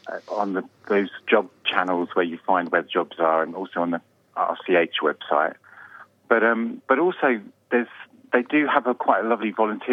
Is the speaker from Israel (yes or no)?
no; East Anglia, East of England, United Kingdom; moved away as an adult; now in Australia; I'm from East Anglia.